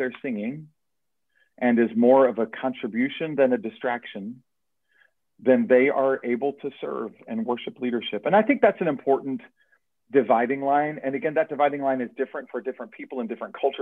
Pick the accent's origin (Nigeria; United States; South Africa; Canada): United States; Erlanger, Kentucky; I grew up in Erlanger Baptist Church in Erlanger, Kentucky